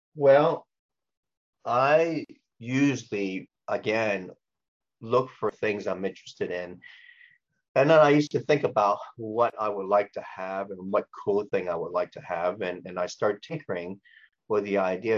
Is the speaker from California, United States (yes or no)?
yes; Los Angeles, California, United States; born or raised there; also born or lived in Hong Kong